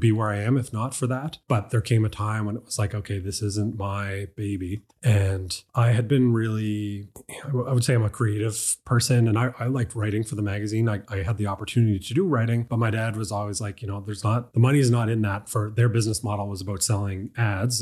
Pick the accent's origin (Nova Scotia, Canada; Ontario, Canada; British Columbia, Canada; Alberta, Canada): Nova Scotia, Canada; Dartmouth; I'm from Dartmouth. My family's been on the same piece of land there for over a hundred years